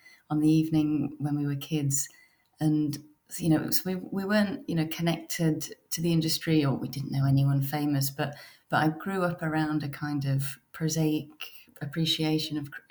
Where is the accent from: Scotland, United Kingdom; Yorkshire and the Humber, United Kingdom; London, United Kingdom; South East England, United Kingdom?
Yorkshire and the Humber, United Kingdom; now in Paris, France; I grew up in West Yorkshire in the north of England